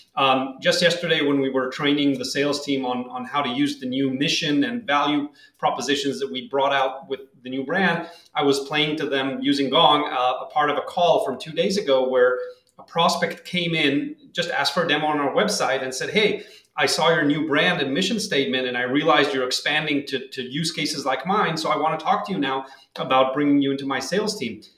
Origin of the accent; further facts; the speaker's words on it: Tel Aviv, Tel Aviv District, Israel; moved away as an adult; now in San Francisco Bay Area, United States; I'm originally from Tel Aviv, Israel. Uh, I lived there until three years ago, and then uh, moved here to the San Francisco Bay Area